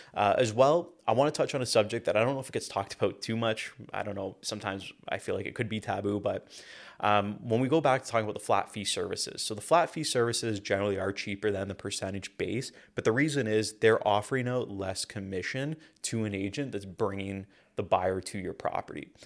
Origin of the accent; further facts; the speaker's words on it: Hamilton, Ontario, Canada; I'm from Hamilton, Ontario